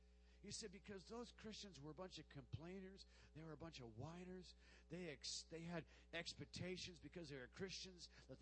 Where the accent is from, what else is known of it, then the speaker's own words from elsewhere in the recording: Tucson, Arizona, United States; my hometown of Tucson, Arizona